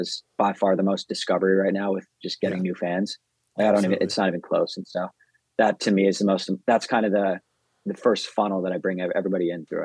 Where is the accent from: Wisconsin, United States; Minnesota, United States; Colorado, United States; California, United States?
Colorado, United States; Denver; I'm from Denver.